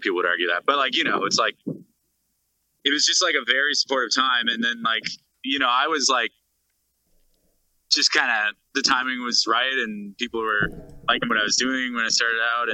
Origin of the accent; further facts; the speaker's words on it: Bedford, Nova Scotia, Canada; also born or lived in New Glasgow, Nova Scotia / Sackville, Nova Scotia; I was born in New Glasgow and then we lived in Sackville and then I was kind of raised in Bedford as well